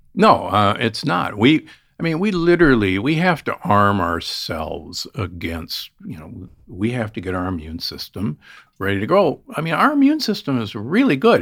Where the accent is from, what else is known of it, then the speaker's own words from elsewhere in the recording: Omaha, Nebraska, United States; I grew up in Omaha, Nebraska